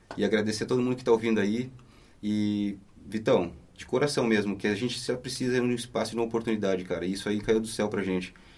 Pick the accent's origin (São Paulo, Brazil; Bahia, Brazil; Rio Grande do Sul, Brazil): Rio Grande do Sul, Brazil; Santana do Livramento; now in Londrina, Brazil; é nesse lugar que eu nasci, no extremo sul do Rio Grande do Sul.